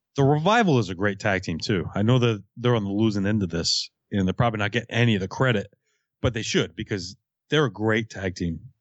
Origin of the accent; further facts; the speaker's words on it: Fall River, Massachusetts, United States; I'm from Fall River, Massachusetts.